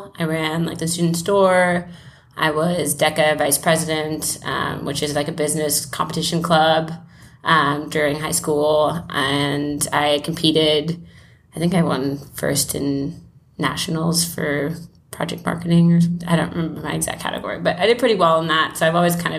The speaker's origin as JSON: {"language": "English", "town": "Johannesburg", "region": "Gauteng", "country": "South Africa", "tie": "born there", "said": "I was born in Johannesburg, South Africa, and I am finishing up remote year, which is what I've been doing for the past year."}